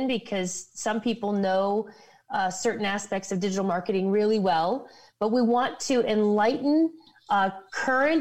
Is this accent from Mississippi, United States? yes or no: no; Ohio, United States; moved away; I'm from Ohio originally